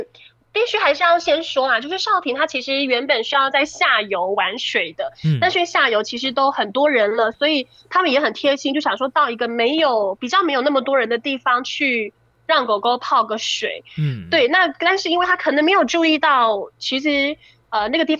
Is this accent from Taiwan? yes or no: yes; Yanping, Taitung County, Taiwan; Yeah，sorry，我就是延平乡的人。